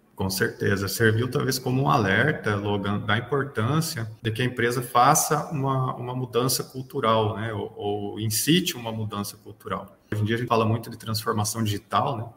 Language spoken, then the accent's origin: Portuguese; Telêmaco Borba, Paraná, Brazil; also born or lived in Macapá; now in Brasília, Brazil; Eu sou natural do Paraná, né, numa cidade chamada Telemaco Borba.